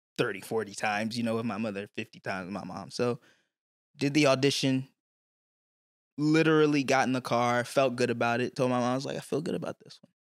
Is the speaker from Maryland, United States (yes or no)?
yes; Clinton, Maryland, United States; also born or lived in Newton, Massachusetts; I was raised in Prince George's County, Maryland